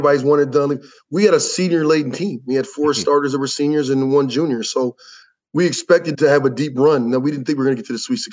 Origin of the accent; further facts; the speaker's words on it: Lansing, Michigan, United States; also born or lived in Dayton, Ohio; my twin brother Charles and I grew up in Lansing, Michigan